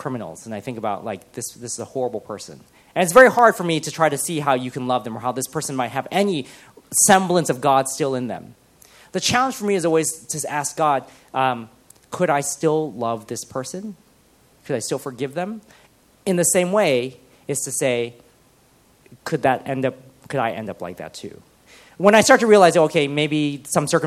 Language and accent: English; United States; moved away as an adult; I am an immigrant because I have moved here and I'm from America